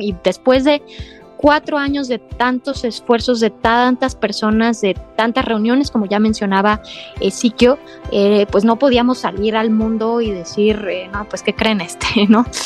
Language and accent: Spanish; Mexico